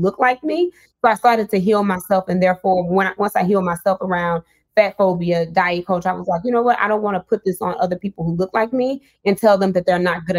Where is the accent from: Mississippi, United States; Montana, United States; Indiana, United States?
Mississippi, United States; I'm from Mississippi. I was born and raised